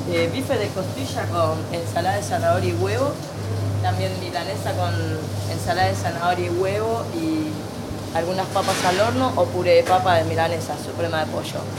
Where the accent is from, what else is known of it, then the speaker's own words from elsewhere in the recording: Paraguay; moved away as an adult; now in Buenos Aires, Argentina; Y después lo vine de Paraguay, que yo ya tenía conocimiento en Paraguay trabajando de esto. Entonces, yo lo que hice, dejé a mi marido encargado de la casa, supuestamente, y yo me vine para Buenos Aires